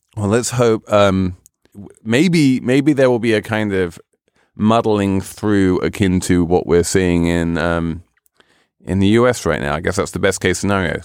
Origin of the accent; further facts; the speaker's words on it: United Kingdom; moved away; my home country of Great Britain